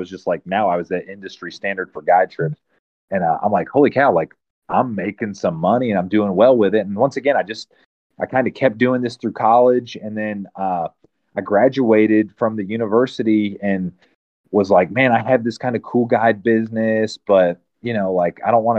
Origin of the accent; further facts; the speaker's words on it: Lake Wylie, South Carolina, United States; moved away; also born or lived in Maryland; I was born in South Carolina, grew up on Lake Wiley, Little Allison Creek